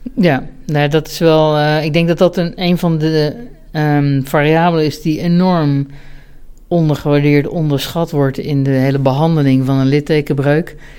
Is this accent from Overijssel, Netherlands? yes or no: no; Ede, Gelderland, Netherlands; also born or lived in Bennekom; ik ben opgegroeid in Ede, op de Veluwe